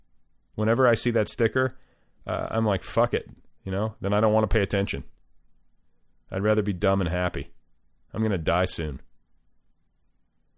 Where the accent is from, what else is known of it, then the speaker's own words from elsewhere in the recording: Midwest, United States; growing up in the Midwest